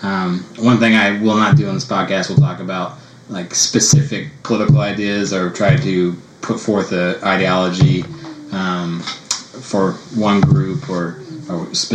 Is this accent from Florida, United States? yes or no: no; San Antonio, Texas, United States; I grew up here in San Antonio, went to high school here, went to college here, went to physical therapy school here